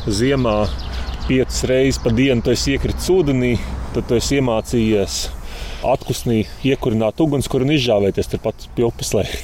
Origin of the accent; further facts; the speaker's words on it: Salaspils, Salaspils Municipality, Latvia; Jā, esmu no Salaspilsnes pie Rīgas.